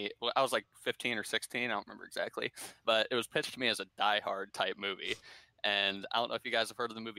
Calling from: Fort Wayne, Indiana, United States; I'm calling in from Fort Wayne.

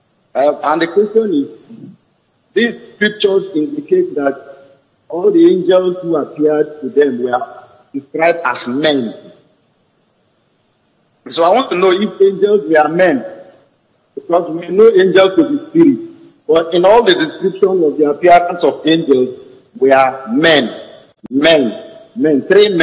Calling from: Bayelsa, Nigeria; calling from Bayelsa.

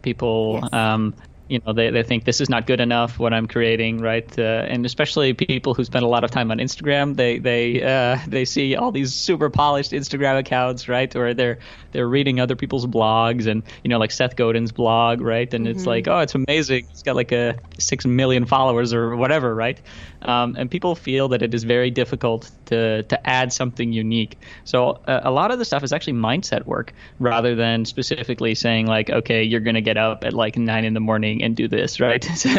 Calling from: Amsterdam, North Holland, Netherlands; Yeah, so first of all, I'm joining you from Amsterdam. I don't know if you've ever had anybody from Amsterdam on your show before.

